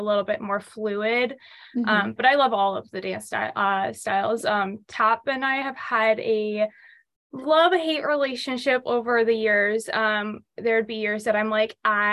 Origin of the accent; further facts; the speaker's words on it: Jacksonville, Florida, United States; I was born and raised in Jacksonville, Florida